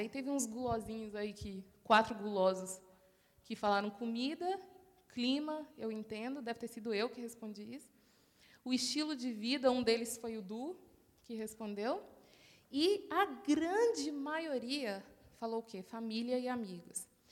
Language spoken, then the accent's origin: Portuguese; Brazil; now in Australia